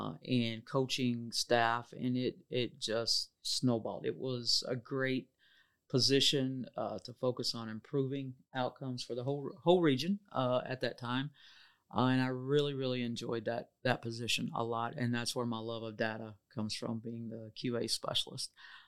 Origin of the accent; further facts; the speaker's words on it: Caruthersville, Missouri, United States; I am from Caruthersville, home of the Tigers. Will always be a Tiger down in the Boot Hill.